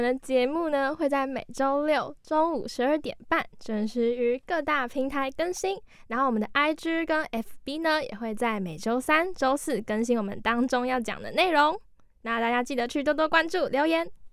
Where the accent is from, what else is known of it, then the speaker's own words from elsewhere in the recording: Keelung, Taiwan; 因为我是基隆人嘛